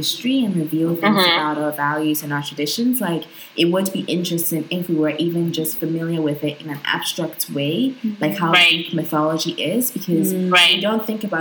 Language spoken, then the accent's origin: English; Ghana; being Ghanaian